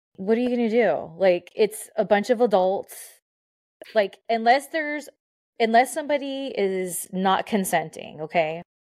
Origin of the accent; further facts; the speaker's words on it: Southern California, United States; I'm from SoCal